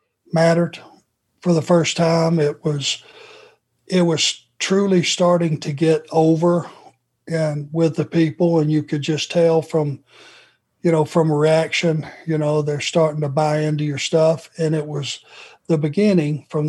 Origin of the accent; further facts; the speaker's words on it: Georgia, United States; growing up in Georgia